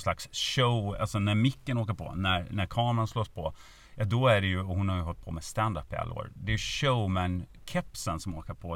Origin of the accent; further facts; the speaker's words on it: Norrlanda, Gotland, Sweden; accent: Gotlandic; moved away as an adult; also born or lived in Lund / Kalix; now in Stockholm, Sweden; där jag är uppväxt i Norrlanda